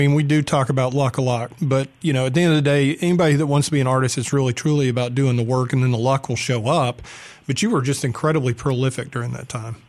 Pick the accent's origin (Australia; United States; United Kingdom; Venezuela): United States; Texas; Because I always get people don't think I'm from Texas when I show up somewhere usually, but they're like, "You're from the South, aren't you?"